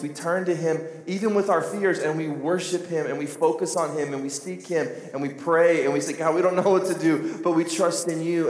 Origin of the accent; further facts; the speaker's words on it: United States; I'm from Carter County